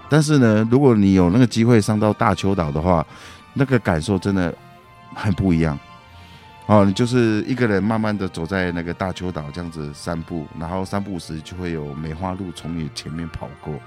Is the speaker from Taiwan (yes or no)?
yes; Lanyu, Taitung County, Taiwan; also born or lived in Hualien; 我的家乡蓝屿